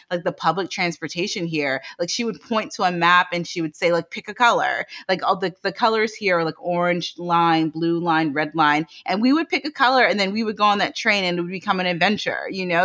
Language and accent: English; Washington, District of Columbia, United States; I grew up in the Washington, D C area